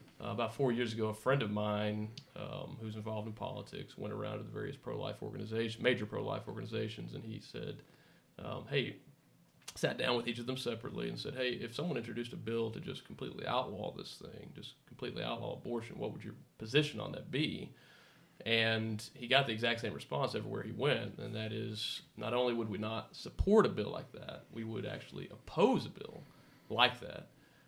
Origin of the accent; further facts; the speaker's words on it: Houston, Texas, United States; I was raised in Texas, born and raised, grew up in the Houston area.